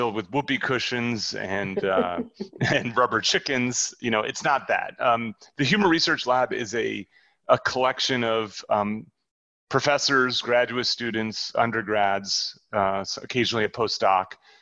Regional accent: New Jersey, United States; moved away; I grew up in New Jersey

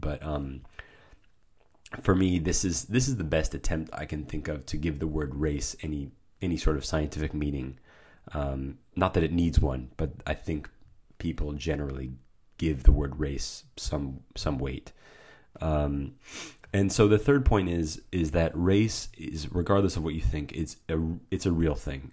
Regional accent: United States; I am American

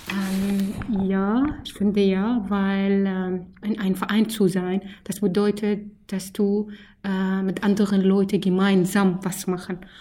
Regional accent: Syria; German is a second language; moved away as an adult; now in Germany; Ich komme aus Syrien, bin ich hier seit fünf Jahren

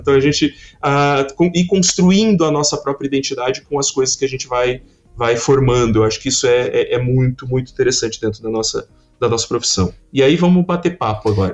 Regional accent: Criciúma, Santa Catarina, Brazil; eu sou de Criciúma, Santa Catarina

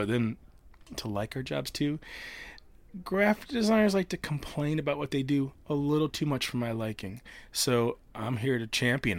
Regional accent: Traverse City, Michigan, United States; also born or lived in Redford; Well, Northern Michigan, Traverse City, but born in Redford, which is Detroit. So as much as I was a kid of the city. We left when I was four.

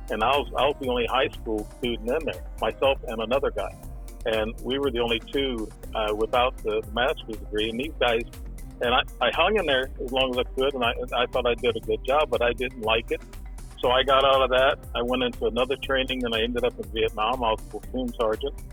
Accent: Alton, Illinois, United States; In, in Alton, Illinois.

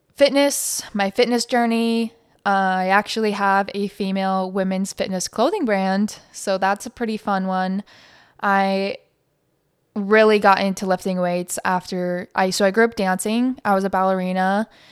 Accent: Montana, United States; now in Phoenix, United States; I live in Phoenix, Arizona, and I grew up in Montana

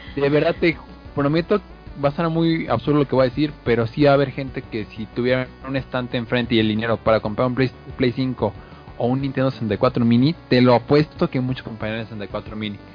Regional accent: Mexico; como mexicanos

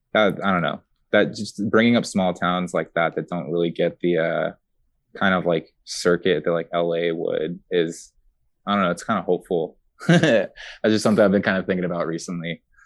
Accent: San Pedro, California, United States; also born or lived in Long Beach; I actually grew up in San Pedro for most of my life

